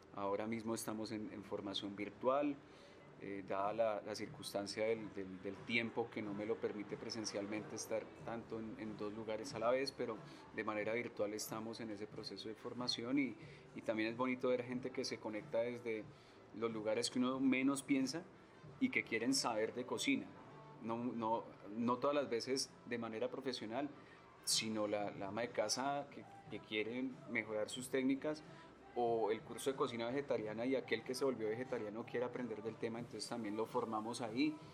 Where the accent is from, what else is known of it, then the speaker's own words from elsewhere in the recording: Colombia; como cocineros colombianos